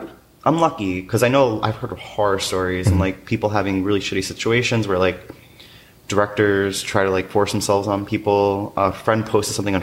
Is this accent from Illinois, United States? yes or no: no; New York City, New York, United States; I grew up in Williamsburg, Brooklyn, before it blew up